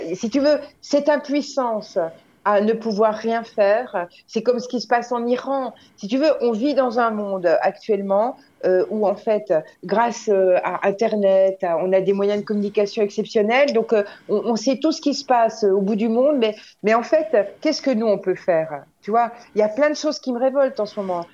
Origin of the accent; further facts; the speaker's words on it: Morteau, Bourgogne-Franche-Comté, France; Je suis née à Morteau